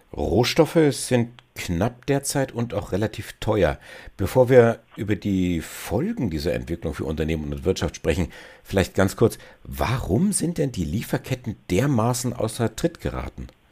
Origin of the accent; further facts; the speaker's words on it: Germany; bei uns in Deutschland